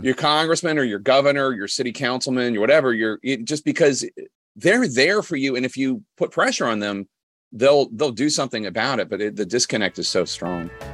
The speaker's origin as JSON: {"language": "English", "town": "Philadelphia", "region": "Pennsylvania", "country": "United States", "tie": "born or raised there", "said": "I grew up in Philly"}